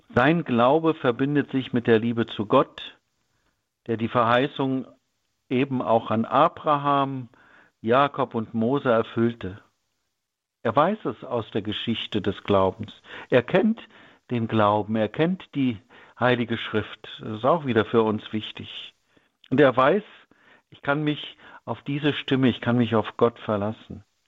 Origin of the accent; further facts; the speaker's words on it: Germany; In meiner Kindheit in der DDR hörte ich in der Schule